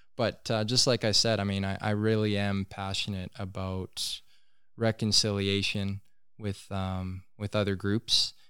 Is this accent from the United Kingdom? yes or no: no; Tahltan territory, British Columbia, Canada; we're in British Columbia.